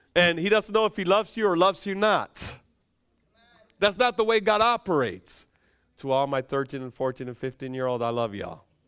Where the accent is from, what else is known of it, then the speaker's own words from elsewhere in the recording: Dominican Republic; moved away; I'm from the Dominican Republic.